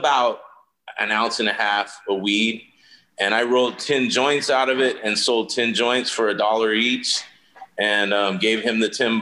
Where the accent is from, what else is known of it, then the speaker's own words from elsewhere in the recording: San Bernardino, California, United States; also born or lived in Brooklyn, New York; I was born in Brooklyn, New York, but at the age of one, my mom brought me out to California to live with her mom